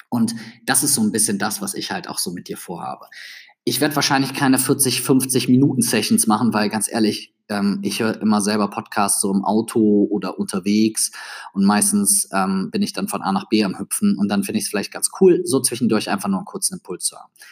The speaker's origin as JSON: {"language": "German", "town": "Düsseldorf", "region": "North Rhine-Westphalia", "country": "Germany", "said": "Wenn du zwischendurch merkst, dass ich als Düsseldorfer in einen leicht Kölner Akzent verfalle, dann muss ich dir ehrlich sagen, das kann ich nicht abstellen."}